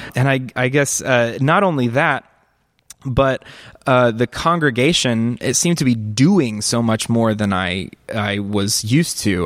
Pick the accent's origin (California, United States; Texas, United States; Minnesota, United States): Texas, United States; Northeast; now in Chicago, United States; I grew up in the Southern Baptist Church um, in, in, in a small town in Northeast Texas